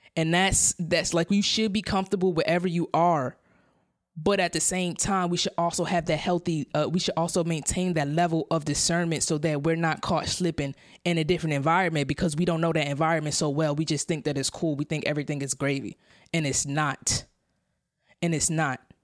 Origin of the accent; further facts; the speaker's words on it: New York City, New York, United States; moved away as an adult; now in San Diego, United States; I come from Brownsville, Brooklyn, in New York City, New York City Housing Authority. I grew up, that's, that's where I grew up.